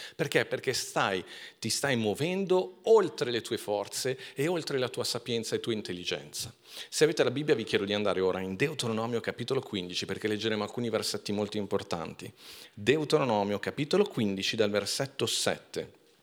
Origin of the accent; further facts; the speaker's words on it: Milan, Lombardy, Italy; sono cresciuto a Milano